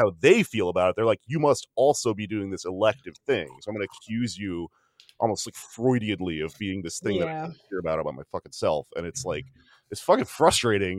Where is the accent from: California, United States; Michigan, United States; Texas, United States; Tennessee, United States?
Texas, United States; I'm from Texas and I don't speak Spanish